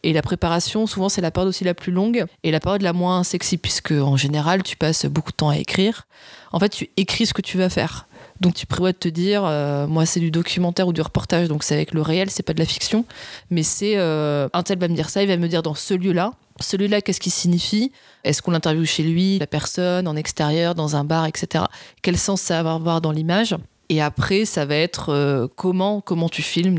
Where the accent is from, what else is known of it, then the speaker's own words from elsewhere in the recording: south of France, France; now in Paris, France; je viens du sud de la France